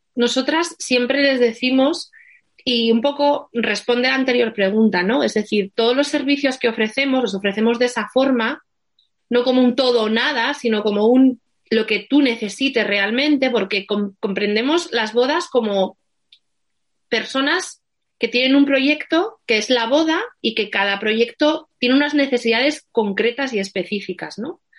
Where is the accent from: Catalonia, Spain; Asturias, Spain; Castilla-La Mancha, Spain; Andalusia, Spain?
Asturias, Spain; moved away as an adult; now in Madrid, Spain; yo vengo, soy asturiana Llevo 17 años en, Madrid